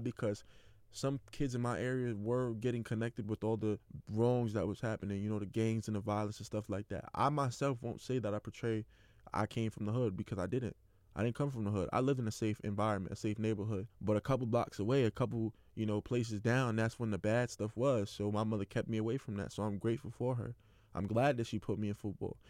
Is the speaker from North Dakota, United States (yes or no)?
no; New York City, New York, United States; also born or lived in Brooklyn; I was born in Brooklyn, raised in Queens